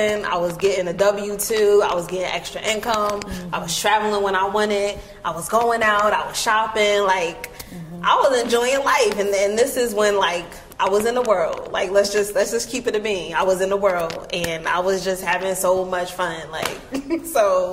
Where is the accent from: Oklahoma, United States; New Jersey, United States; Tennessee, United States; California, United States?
New Jersey, United States; East Orange; moved away as an adult; now in Philadelphia, United States; I'm from East Orange, New Jersey